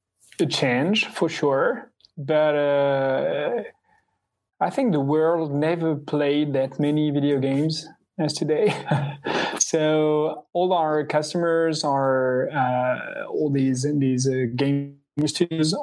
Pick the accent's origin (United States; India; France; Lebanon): France; I'm also from France.